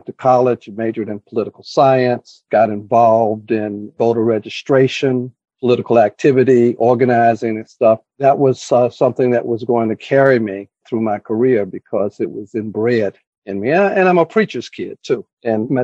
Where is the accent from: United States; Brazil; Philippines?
United States; Atlanta, Georgia; moved away; I grew up in Atlanta, Georgia, and I grew up during the civil rights movement.